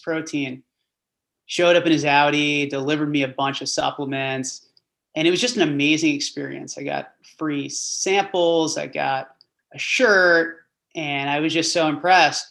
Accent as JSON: {"language": "English", "region": "New Jersey", "country": "United States", "tie": "born or raised there", "said": "I grew up in Central Jersey, public school kid"}